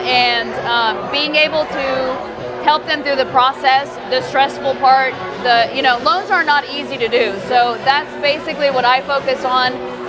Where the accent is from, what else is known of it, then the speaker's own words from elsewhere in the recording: Mexico City, Mexico; now in Houston, United States; Well, basically, I am from Mexico City.